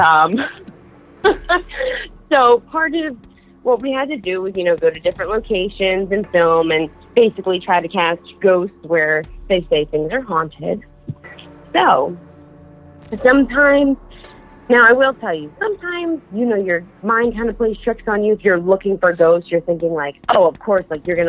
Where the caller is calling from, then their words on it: Philadelphia, Pennsylvania, United States; I'm calling from Philadelphia